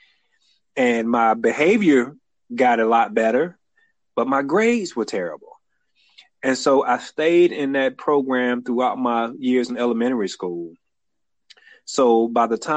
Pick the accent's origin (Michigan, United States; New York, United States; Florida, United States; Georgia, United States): Georgia, United States; Atlanta; also born or lived in Montgomery, Alabama; now in Alabama, United States; I was born and reared in Atlanta, Georgia.